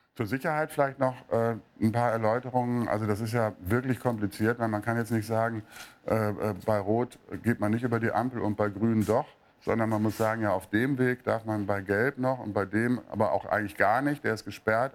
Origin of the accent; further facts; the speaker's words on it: Münster, North Rhine-Westphalia, Germany; moved away; ich komme aus Münster ursprünglich